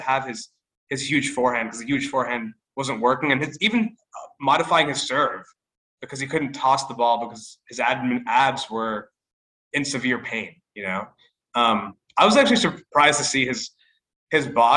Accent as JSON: {"language": "English", "country": "United States", "said": "as American tennis fans"}